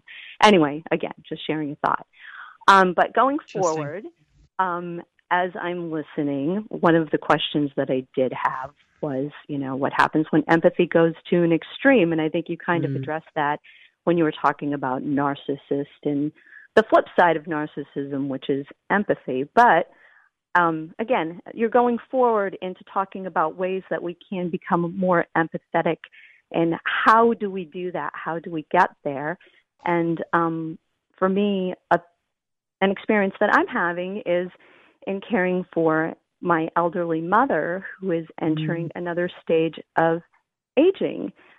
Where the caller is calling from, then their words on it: outside of Boston, Massachusetts, United States; I'm calling from outside of Boston, Massachusetts.